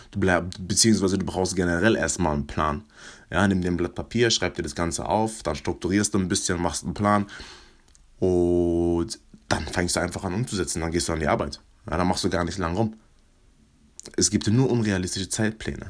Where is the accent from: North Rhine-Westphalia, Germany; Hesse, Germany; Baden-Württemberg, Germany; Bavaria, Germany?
Baden-Württemberg, Germany; Mannheim; Ich komme aus Mannheim